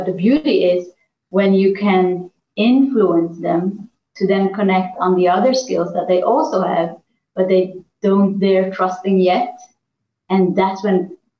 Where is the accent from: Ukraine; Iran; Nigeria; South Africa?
Iran; born there; Now, I was born in Iran. I speak a little bit of Farsi, but not that much. I'm not Iranian, but I'm Armenian.